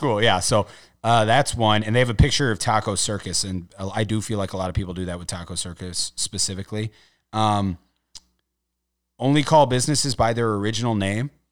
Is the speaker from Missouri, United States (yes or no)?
yes; St. Louis, Missouri, United States